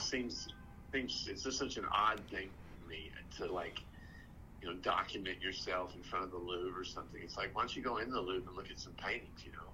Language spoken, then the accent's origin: English; Texas, United States; I'm from Texas